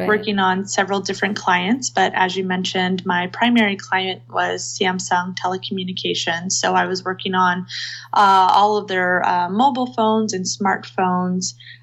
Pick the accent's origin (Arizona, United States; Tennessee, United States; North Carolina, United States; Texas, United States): Texas, United States; now in Seattle, United States; I live in Seattle now, but I was born and raised in Texas